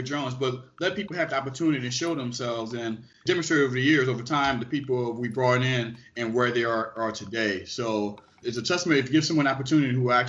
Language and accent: English; New Orleans, Louisiana, United States; I loved all sports, but in particular, I loved Saints football growing up in New Orleans and LSU football.